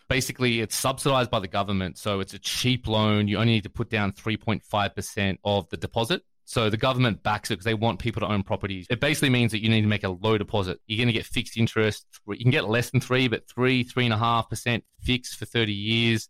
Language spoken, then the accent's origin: English; Australia; moved away as an adult; now in United States; I'm from Australia originally